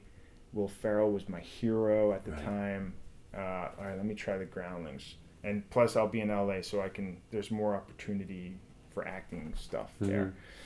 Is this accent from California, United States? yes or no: no; Long Island, New York, United States; moved away as an adult; now in Los Angeles, United States; I'm from Long Island.